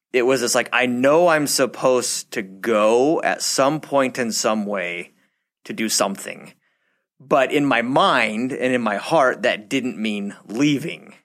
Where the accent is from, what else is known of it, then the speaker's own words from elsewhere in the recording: Southern California, United States; we are from SoCal.